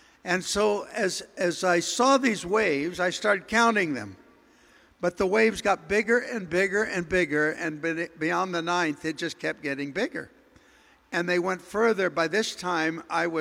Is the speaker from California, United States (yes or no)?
yes; near Santa Monica, California, United States; I grew up near Santa Monica